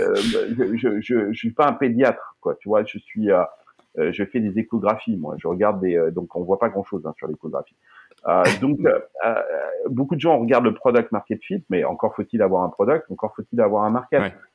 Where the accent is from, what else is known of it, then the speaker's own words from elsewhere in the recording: Limousin, Nouvelle-Aquitaine, France; now in Silicon Valley, United States; moi, je suis du Limousin